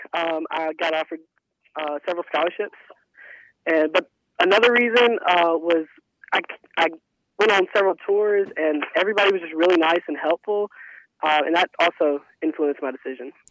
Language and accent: English; Calhoun City, Mississippi, United States; I am from Calhoun City, and I attended Calhoun City High School